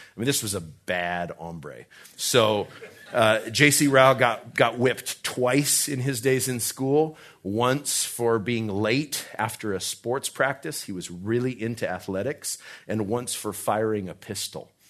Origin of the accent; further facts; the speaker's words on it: Albuquerque, New Mexico, United States; I'm from Albuquerque